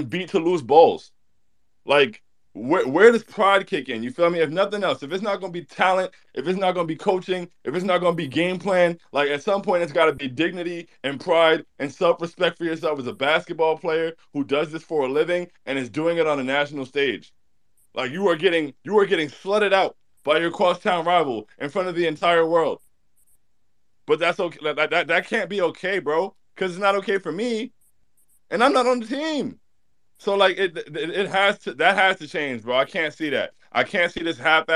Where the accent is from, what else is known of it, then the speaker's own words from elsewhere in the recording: South Florida, United States; I spent a lot of my life growing up in South Florida